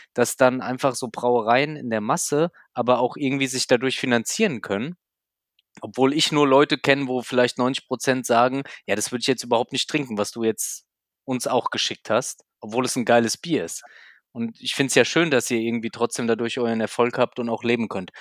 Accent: Hesse, Germany; bei uns in Hessen

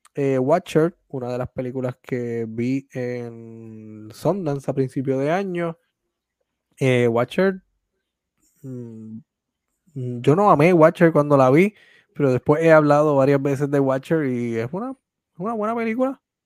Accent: Puerto Rico; como puertorriqueño y como puertorriqueño que hace arte en su país

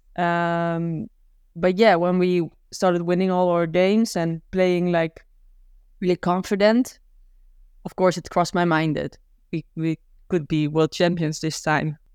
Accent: Gouda, South Holland, Netherlands; I'm from Gouda

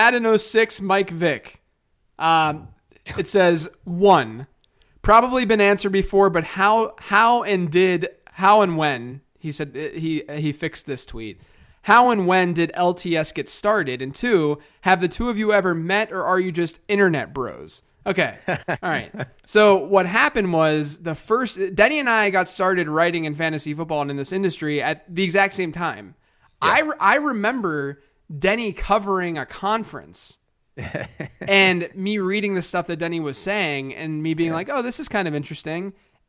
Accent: United States; So I said gyro because I'm American, but I honestly go back and forth.

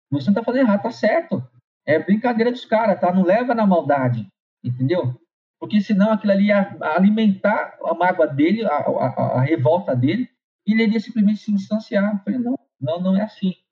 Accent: São Paulo, Brazil; also born or lived in Rio de Janeiro; nós viemos, nós somos de São Paulo para o Rio.

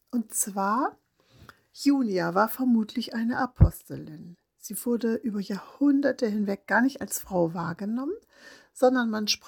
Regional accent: Northern Germany, Germany; Ich komme ganz aus dem Norden Deutschlands

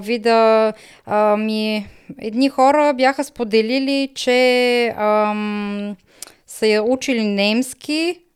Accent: Bulgaria; moved away as an adult; now in Germany

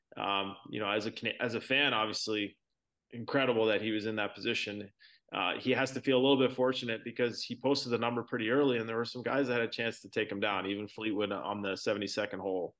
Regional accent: Brantford, Ontario, Canada; also born or lived in Toronto area; I was born in in Toronto area, but I grew up in Brantford, which is about an hour from Toronto

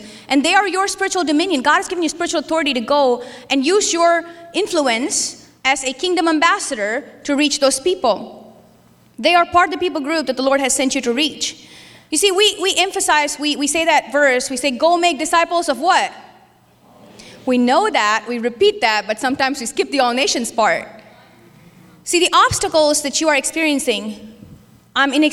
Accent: India; moved away; I was Christian when I grew up in India

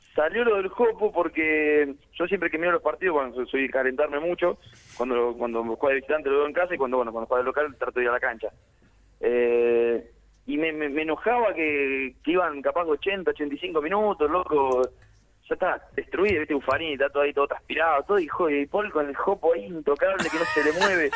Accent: Villa Constitución, Santa Fe, Argentina; yo soy del sur de Santa Fe

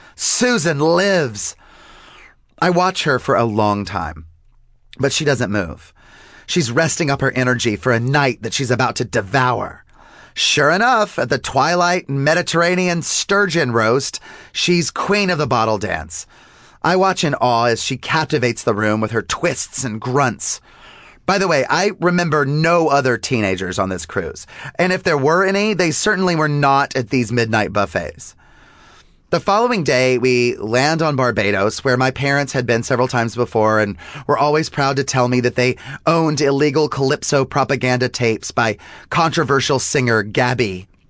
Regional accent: the South, United States; growing up in the South, like you and I both did

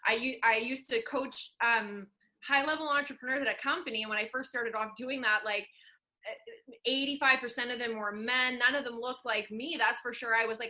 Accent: Sudbury, Ontario, Canada; now in Vancouver, Canada; we're both from Sudbury. That's my hometown where I grew up

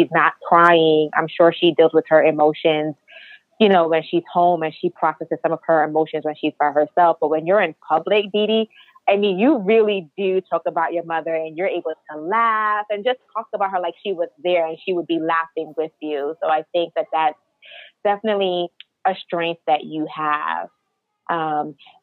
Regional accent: United States; as Nigerian Americans, us being first generation Americans

